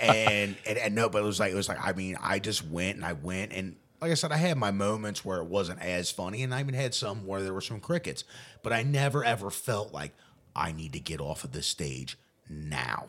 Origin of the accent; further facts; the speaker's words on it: Newport, Kentucky, United States; I grew up swimming in the Ohio River.